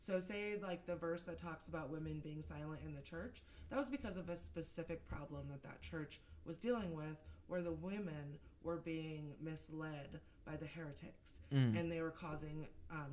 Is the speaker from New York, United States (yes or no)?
no; Seattle, Washington, United States; also born or lived in Eugene, Oregon; now in Kootenai County, Idaho, United States; I grew up in Seattle, and I also spent over 12 years in Eugene, Oregon